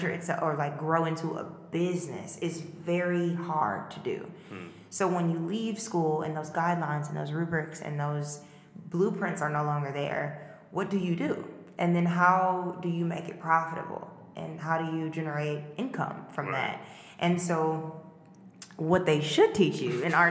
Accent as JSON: {"language": "English", "town": "St. Louis", "region": "Missouri", "country": "United States", "tie": "born or raised there", "moved": "as an adult", "lives_now": "Chicago, United States", "said": "I was in St. Louis, and I graduated from high school in St. Louis"}